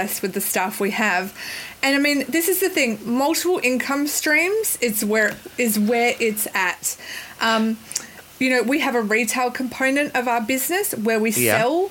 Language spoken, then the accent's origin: English; Perth, Western Australia, Australia; I'm a Perth girl through and through